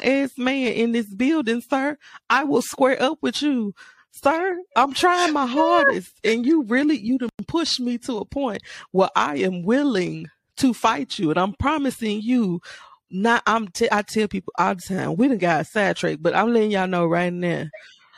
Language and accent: English; Memphis, Tennessee, United States; also born or lived in Mississippi; I was raised here in Memphis, Tennessee, 901